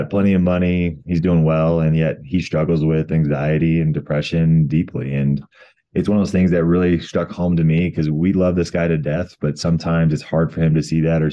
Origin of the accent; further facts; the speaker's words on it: Colorado, United States; come back to my home state of Colorado